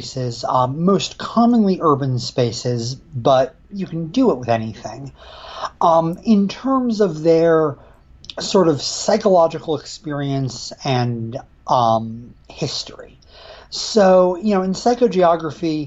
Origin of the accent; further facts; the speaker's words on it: Western Connecticut, United States; now in Ithaca, United States; I grew up in Western Connecticut, New England area. These days I'm based in lovely Ithaca, New York